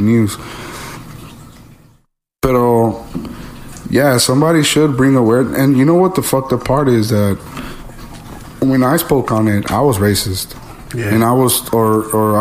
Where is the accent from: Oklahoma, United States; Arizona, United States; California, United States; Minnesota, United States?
California, United States; Los Angeles; Growing up in Boyle Heights